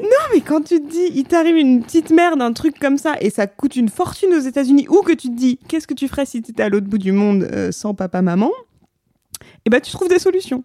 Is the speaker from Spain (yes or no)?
no; France; moved away as an adult; also born or lived in New York; quand on est français avec un passeport